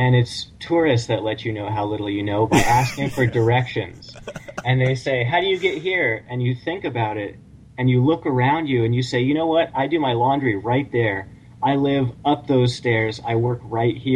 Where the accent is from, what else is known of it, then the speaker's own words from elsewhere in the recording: San Francisco, California, United States; moved away as an adult; now in Clear Lake, United States; I was born and raised in San Francisco